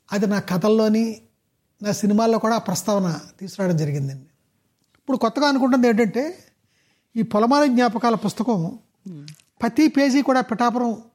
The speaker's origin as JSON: {"language": "Telugu", "town": "Pasarlapudi", "region": "Andhra Pradesh", "country": "India", "tie": "born or raised there", "said": "మా ఊరు అదే పసరపూడి"}